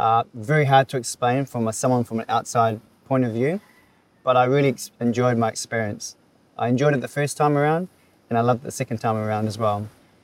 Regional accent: New Zealand; accent: Kiwi; now in Philippines; So I'm from New Zealand. My Kiwi accent sometimes is very strong.

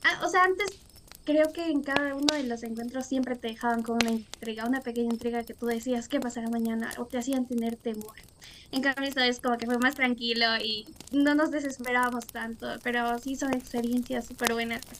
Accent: northern Ecuador, Ecuador; tengo 16 años, estoy para los 17. Eh, soy de Ecuador, del norte.

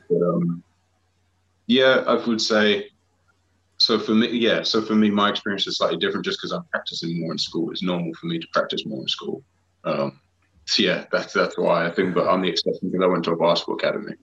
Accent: Harlow, East of England, United Kingdom; from my hometown in Harlow

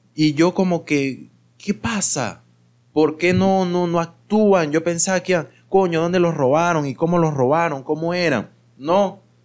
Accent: Mérida, Venezuela; now in Caracas, Venezuela; yo también soy de Mérida

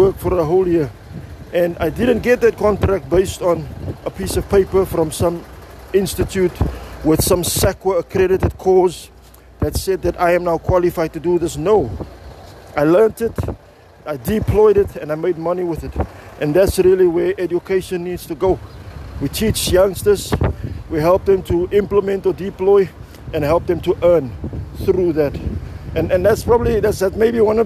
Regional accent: Cape Town, Western Cape, South Africa; I'm also from the Cape Flats

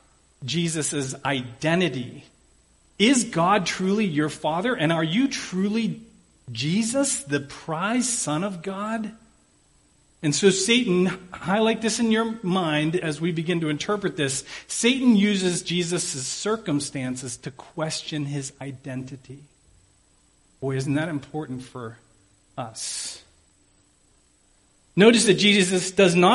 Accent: Pittsburgh, Pennsylvania, United States; I'm from Pittsburgh

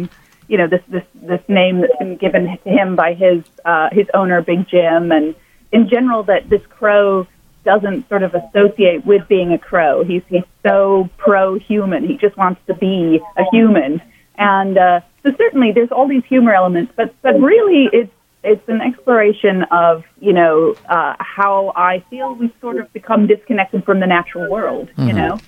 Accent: Dubai, United Arab Emirates; also born or lived in Jakarta, Indonesia; Yeah, I grew up in, mostly Asia and the Middle East.

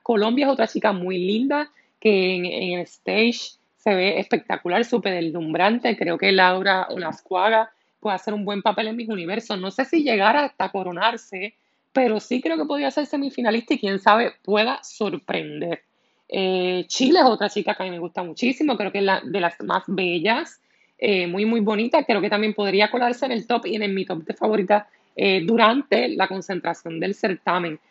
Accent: Puerto Rico

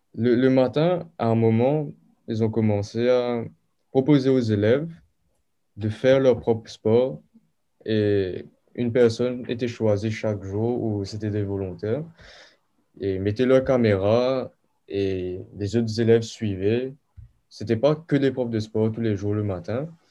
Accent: Mauritius; also born or lived in South Africa / France; je suis mauricien, mais je suis né en Afrique du Sud. Ok. Et mes parents sont mauriciens. Du coup, j'ai passé majoritairement ma vie à Maurice

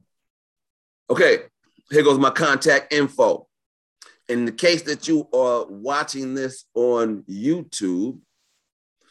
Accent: New York, United States; I was raised in New York.

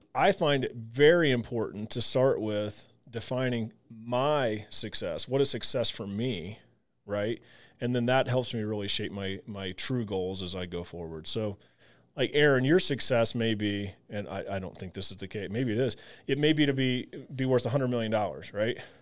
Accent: Southern Illinois, United States; I grew up in the Midwest, Southern Illinois

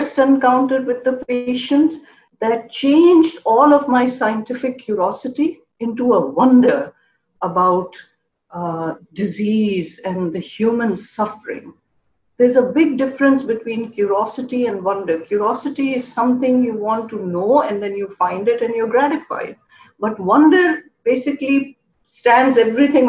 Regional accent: Karachi, Sindh, Pakistan; moved away as an adult; also born or lived in Buffalo, New York; now in United States; I grew up in Karachi, Pakistan

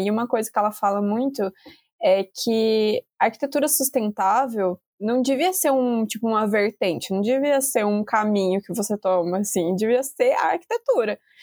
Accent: Brazil; a gente, como brasileiro

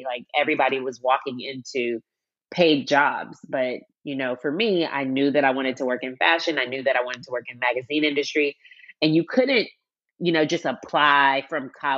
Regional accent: Seattle, Washington, United States; moved away as an adult; also born or lived in New York; I grew up in Seattle, Washington, born and raised.

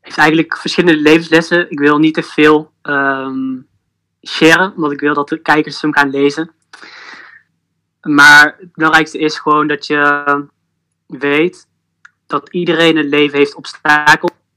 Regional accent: Eindhoven, North Brabant, Netherlands; Ik kom uit Eindhoven

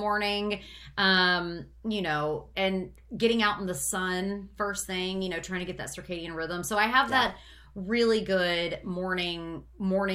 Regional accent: United States; I am an American

